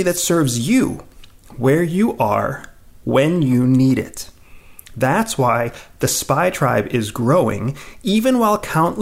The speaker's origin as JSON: {"language": "English", "region": "Pennsylvania", "country": "United States", "tie": "born or raised there", "said": "When I was a teenager, growing up in Pennsylvania"}